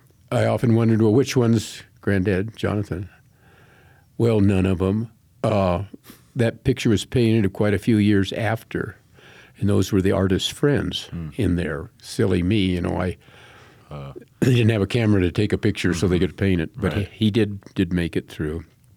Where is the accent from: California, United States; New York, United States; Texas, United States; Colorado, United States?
Colorado, United States; Colorado Springs; Right here in Colorado Springs.